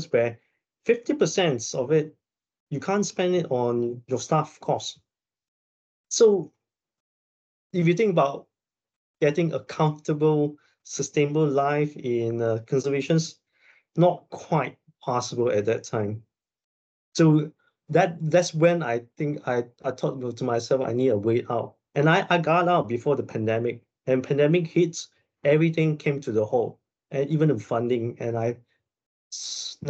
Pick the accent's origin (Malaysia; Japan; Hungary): Malaysia; moved away as an adult; also born or lived in United States / Canada / Scotland; I went back to Malaysia, which is my hometown